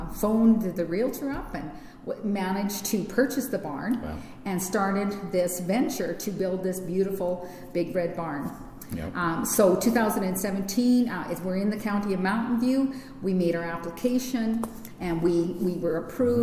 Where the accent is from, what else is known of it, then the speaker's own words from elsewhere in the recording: Torrington, Alberta, Canada; also born or lived in Lacombe, Alberta / Yemen; from Torrington, Alberta